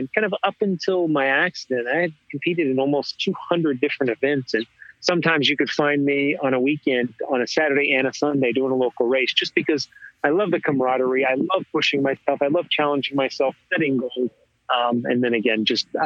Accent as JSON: {"language": "English", "region": "Texas", "country": "United States", "tie": "born or raised there", "moved": "as an adult", "lives_now": "New York City area, United States", "said": "I grew up in Texas, and I migrated to the greater New York City area shortly after high school. I mean, after college, rather."}